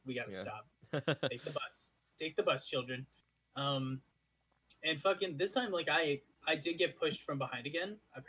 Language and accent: English; Ottawa, Ontario, Canada